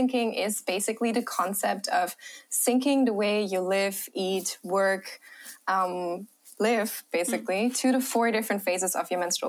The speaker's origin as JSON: {"language": "English", "country": "Germany", "also_born_or_lived": "Australia", "accent": "German", "second_language": "English", "said": "Australia for a few years of my life, and I traveled a lot. So yeah, maybe I'm hoping you don't hear my German accent as much."}